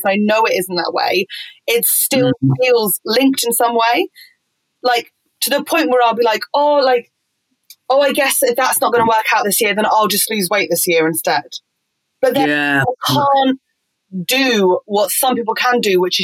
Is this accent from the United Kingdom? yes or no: yes; Fleet, South East England, United Kingdom; I'm from Fleet, from Waterloo.